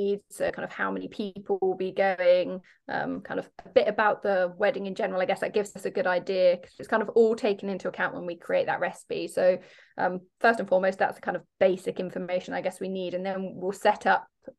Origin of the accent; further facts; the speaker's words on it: Devon, South West England, United Kingdom; also born or lived in Falmouth; we're from Devon, but I lived in Falmouth for 3 years because I went to Exeter Uni down there